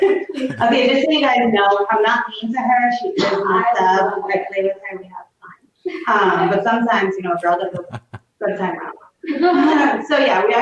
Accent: East Coast, United States; I'm definitely from the East Coast.

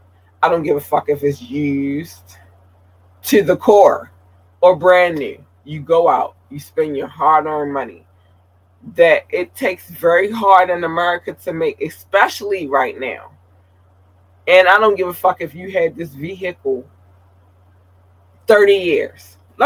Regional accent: Baltimore, Maryland, United States; moved away; I wanted to do something that reflected when I came from Baltimore, and now I'm about to turn 42, and I've been here ever since.

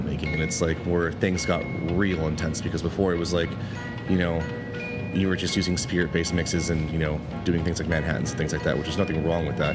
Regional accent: Huntington Beach, California, United States; moved away as an adult; now in Los Angeles, United States; I'm originally from Orange County, from a town called Huntington Beach

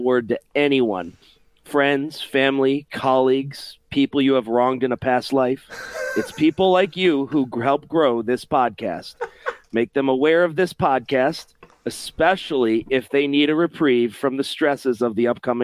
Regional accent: Rochester, New York, United States; now in Ohio, United States; I was born and raised in Rochester, New York

